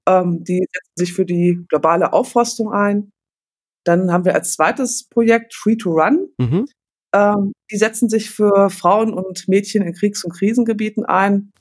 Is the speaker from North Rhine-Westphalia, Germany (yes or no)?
yes; Paderborn, North Rhine-Westphalia, Germany; Ich komme aus Paderborn